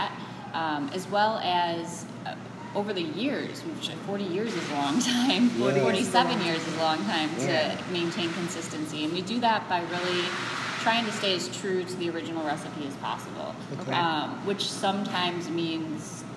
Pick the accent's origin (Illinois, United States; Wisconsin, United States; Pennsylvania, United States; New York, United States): Illinois, United States; Chicago; I grew up in Chicago, it was long before I worked there